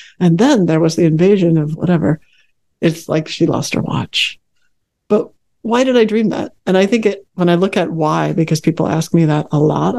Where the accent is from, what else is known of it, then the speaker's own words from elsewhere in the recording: Chicago, Illinois, United States; also born or lived in Northern California; now in Fairfax, Virginia, United States; I grew up in the Chicago area, and moving to California was just like a dream